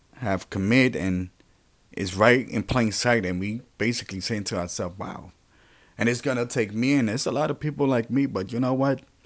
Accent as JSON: {"language": "English", "town": "New York City", "region": "New York", "country": "United States", "tie": "born or raised there", "also_born_or_lived": "Puerto Rico", "said": "I was born in Puerto Rico and raised here in New York City, well, primarily in the Bronx"}